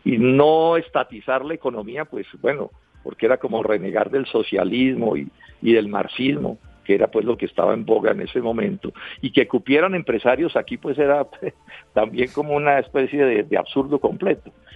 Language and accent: Spanish; Colombia; como colombiano.